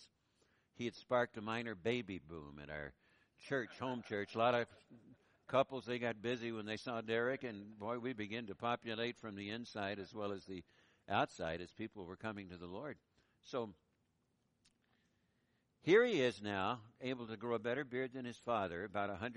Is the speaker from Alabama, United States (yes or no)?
no; Boise, Idaho, United States; I was ministering in Boise, in my hometown